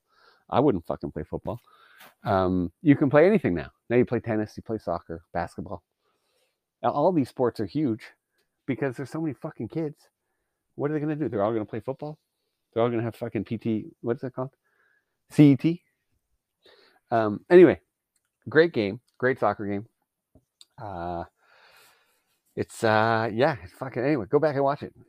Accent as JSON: {"language": "English", "country": "Canada", "said": "as a Canadian"}